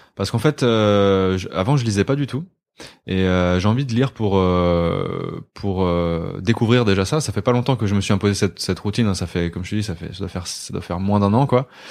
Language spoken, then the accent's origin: French; Côtes-d'Armor, Brittany, France; moved away as an adult; now in Paris, France; Je viens de euh, Côte d'Armor. J'ai vécu 19, 20 ans là-bas.